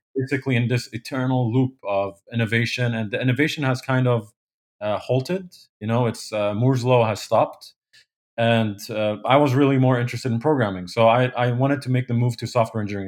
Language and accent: English; Kuwait; moved away as an adult; also born or lived in Poland; now in New Jersey, United States; I grew up in, uh, Kuwait.